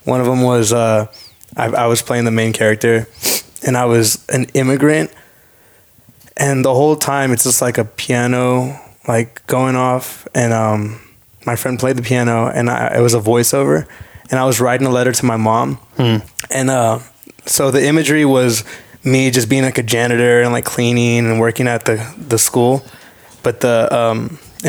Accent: San Francisco, California, United States; where I'm from in San Francisco

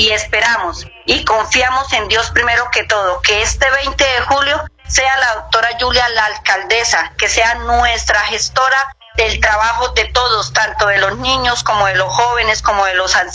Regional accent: Santander, Colombia; como todos que somos nosotras mujeres santanderianas

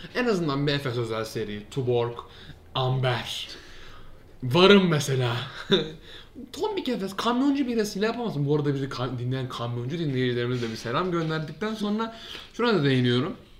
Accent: Turkey

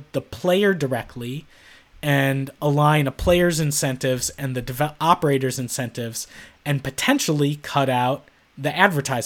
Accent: Chicago, Illinois, United States; I grew up in Chicago during the three-peat era

